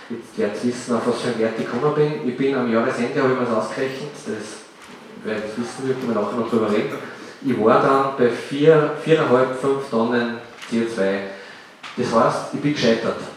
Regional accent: Upper Austria, Austria; Ich sage es ganz offen, bei uns im Salzkammergut gibt es solche Dinge kaum

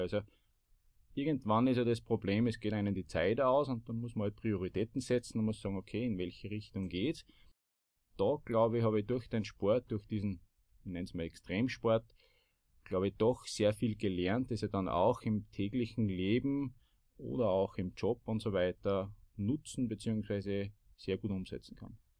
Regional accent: Bad Ischl, Upper Austria, Austria; ich komme aus Bad Ischl und im Zentrum des Salzkammerguts

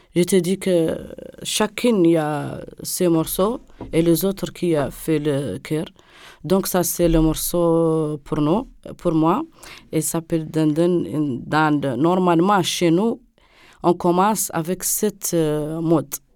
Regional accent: Nouakchott, Mauritania; je, suis une Mauritanienne, je viens de Mauritanie, Nouakchott.

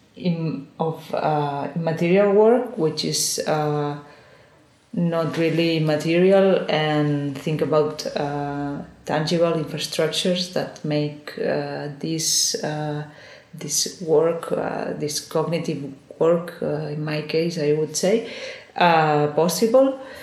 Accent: Girona, Catalonia, Spain; English is a second language; moved away as an adult; also born or lived in Barcelona / Valencia; I'm originally from Girona, which is a small city one hour from

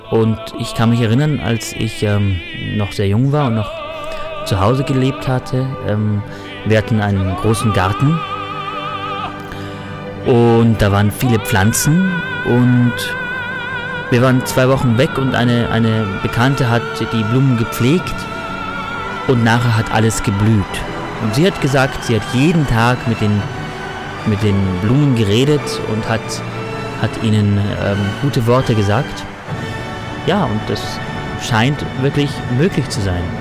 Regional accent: Tyrol, Austria; bin ja Tiroler.

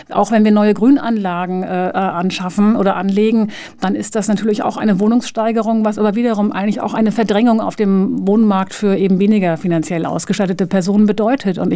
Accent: Switzerland; now in Linz, Austria; komme ich komme nun aus der Schweiz und bin extrem verwöhnt worden

